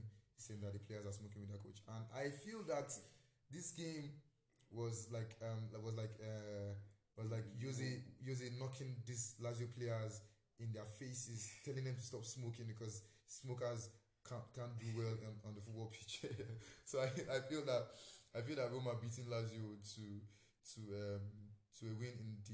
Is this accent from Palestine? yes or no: no; Nigeria; I'm Nigerian